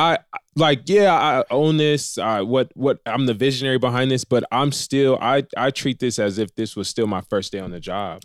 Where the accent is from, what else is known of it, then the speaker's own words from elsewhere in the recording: Riverside, California, United States; I'm from Riverside, uh, the Inland Empire